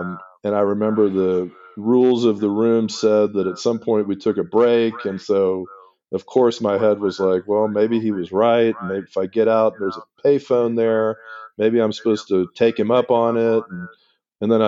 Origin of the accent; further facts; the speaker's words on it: Miami, Florida, United States; I was born in Miami